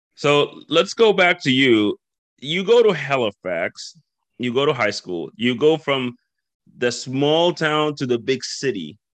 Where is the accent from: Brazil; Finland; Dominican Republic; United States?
Dominican Republic; moved away as an adult; now in New Brunswick, Canada; I grew up in the Dominican Republic. Okay. I'm originally from there. Okay. Uh, so I grew up there, uh, born and raised